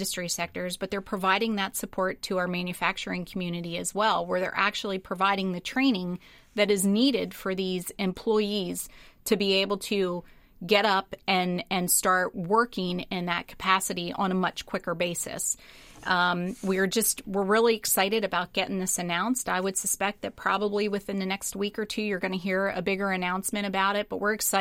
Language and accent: English; Linglestown, Pennsylvania, United States; That's my hometown